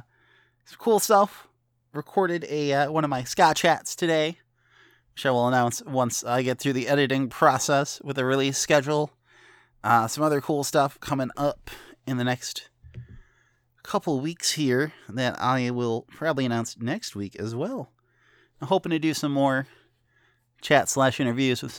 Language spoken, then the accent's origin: English; northern Illinois, United States; moved away; my hometown in northern Illinois